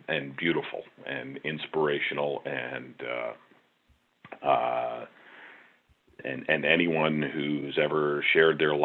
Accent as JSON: {"language": "English", "area": "Long Island", "region": "New York", "country": "United States", "tie": "born or raised there", "said": "a young boy growing up on Long Island"}